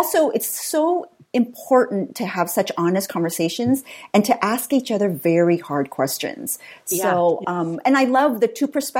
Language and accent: English; Singapore; also born or lived in Vietnam / Southern California; So my dad's Irish American, my mom's Vietnamese, and I was born in Vietnam, but raised in Singapore and Southern California.